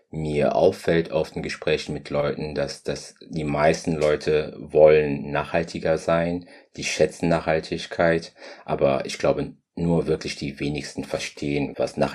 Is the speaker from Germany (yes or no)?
no; Madeira, Portugal; also born or lived in Democratic Republic of the Congo; Ich bin in der Demokratischen Republik Kongo geboren zu einer Zeit, als es noch sei ihr hieß, als ich dann drei Jahre alt war, bin ich mit meinen Eltern gemeinsam nach Portugal gezogen, auf die schöne Insel Madeira.